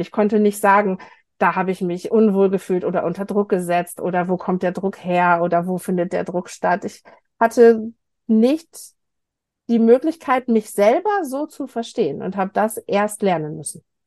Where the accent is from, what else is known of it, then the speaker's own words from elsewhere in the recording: Lower Saxony, Germany; also born or lived in United States; now in Munich, Germany; Ich bin ein gebürtiges Nordlicht aus Niedersachsen